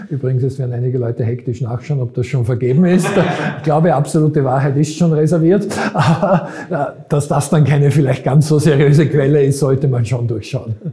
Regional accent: Vienna, Austria; also born or lived in Graz; Wiener wie ich

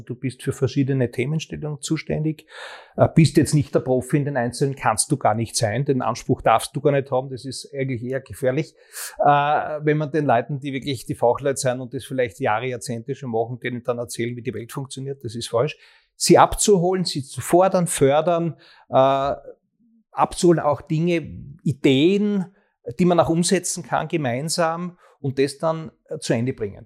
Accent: Graz, Styria, Austria; born or raised there

